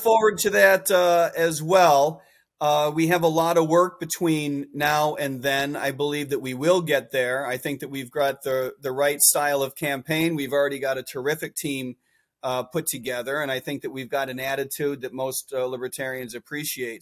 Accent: Chicago, Illinois, United States; I grew up in Chicago

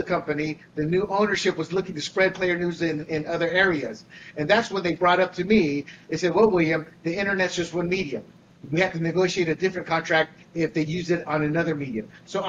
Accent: Panama; I was born and raised in Panama as an American citizen who experienced. I say experienced because I did not live under the two dictators. I was the protected citizen because I was an American citizen.

